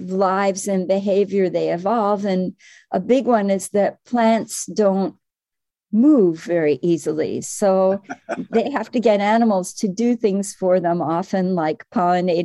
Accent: Midwest, United States; moved away as an adult; also born or lived in Cambridge, Massachusetts / Madison, Wisconsin; now in Connecticut, United States; I was from the Midwest

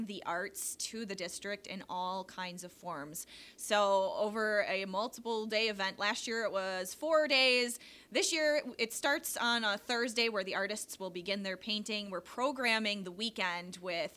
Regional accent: Denmark, Wisconsin, United States; I grew up in Denmark, and then I went away to college a little bit, and then I just found myself back here

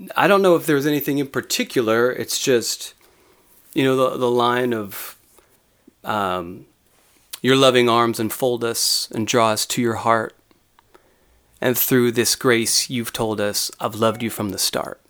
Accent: San Diego, California, United States; also born or lived in Dallas, Texas; when I was seven, I moved to Southern California

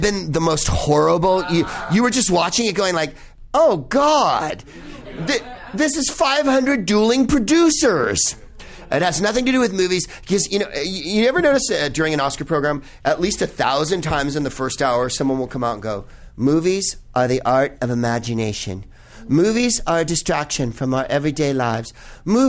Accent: the Bay Area, California, United States; I'm from the Bay Area

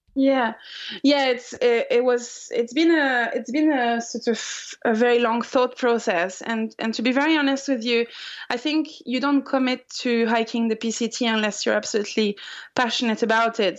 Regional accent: France; moved away; I'm from France

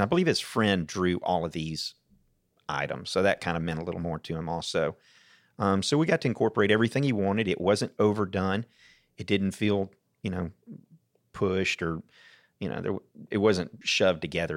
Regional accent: Atlanta, Georgia, United States; also born or lived in Stone Mountain, Georgia / Snellville, Georgia / Duluth, Georgia; now in Jackson County, United States; Born in Atlanta, then moved to Stone Mountain, then Snellville, then Duluth, and now I'm up in, in Jackson County

